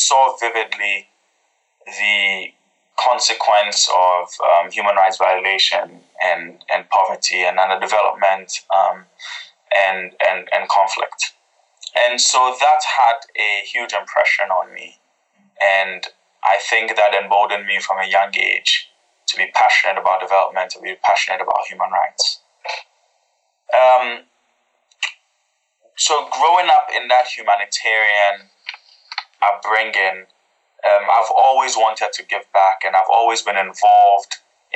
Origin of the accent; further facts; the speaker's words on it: Ghana; moved away; I grew up in Ghana